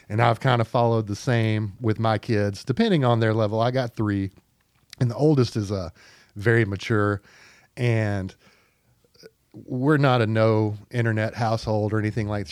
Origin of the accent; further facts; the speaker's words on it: Pine Bluff, Arkansas, United States; moved away as an adult; also born or lived in Fayetteville, Arkansas; I'm a native Arkansan, uh, from Pine Bluff, Arkansas